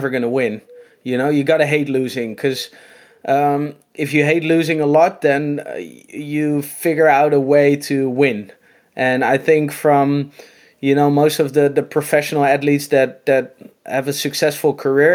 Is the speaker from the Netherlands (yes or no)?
yes; Noordwijk, South Holland, Netherlands; I'm from Holland, in this little beach town called Noordwijk